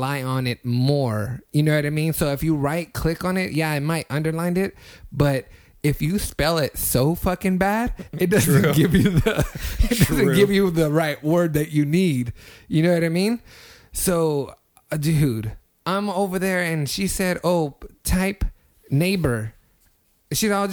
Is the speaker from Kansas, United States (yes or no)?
no; Fresno, California, United States; I'm from Fresno, California.